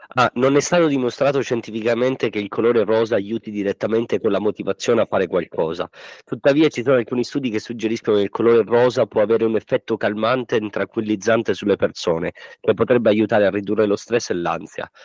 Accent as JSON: {"language": "Italian", "town": "Montalbano Elicona", "region": "Sicily", "country": "Italy", "said": "io e Giuseppe siamo di Montalbano e Licona, ridente paesino situato a cavallo fra i monti Peloritani e i monti Nebrodi, situato a 907 metri sul livello del mare in provincia di Messina"}